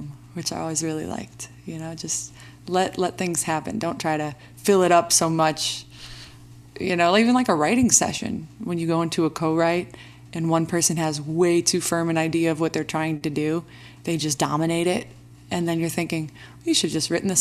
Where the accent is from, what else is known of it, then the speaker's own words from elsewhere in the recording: Chicago, Illinois, United States; now in Los Angeles, United States; I'm from Chicago, but I live in LA.